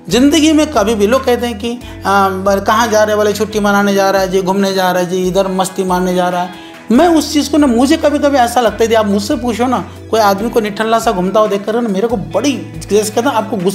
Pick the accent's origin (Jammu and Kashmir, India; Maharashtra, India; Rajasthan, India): Maharashtra, India; Nagpur; मैं नागपुर से आया हूँ मेरी उम्र तीस साल है